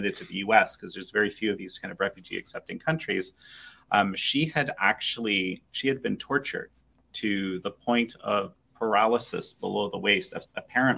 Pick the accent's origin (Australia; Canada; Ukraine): Canada; I'm Canadian